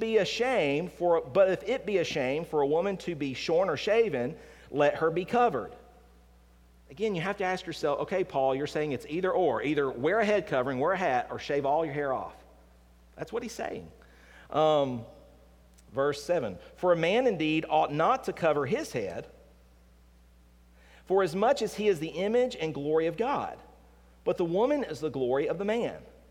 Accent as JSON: {"language": "English", "region": "the South", "country": "United States", "tie": "born or raised there", "said": "growing up in the South"}